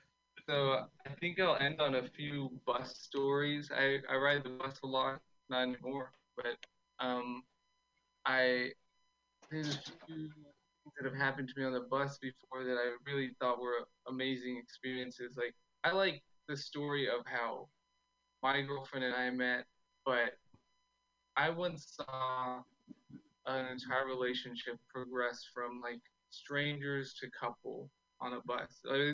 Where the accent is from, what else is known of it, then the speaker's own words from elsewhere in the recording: Austin, Texas, United States; I'm from Austin. I think it's been crazy here.